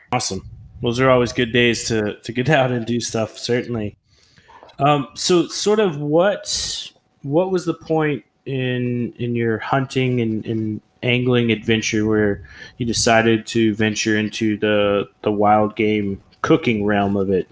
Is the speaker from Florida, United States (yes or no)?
no; Oklahoma, United States; moved away as an adult; I'm originally from Oklahoma, and I, I, moved away from there when I was like 18 years old